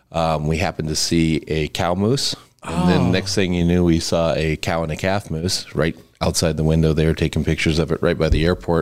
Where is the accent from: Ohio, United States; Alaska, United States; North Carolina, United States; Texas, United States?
Alaska, United States; North Pole; I grew up in North Pole, and yeah, I've lived my whole life here.